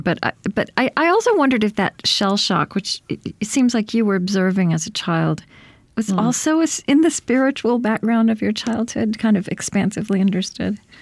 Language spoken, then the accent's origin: English; Oklahoma, United States; also born or lived in Minnesota; now in Saint Paul, United States; I, I grew up in Oklahoma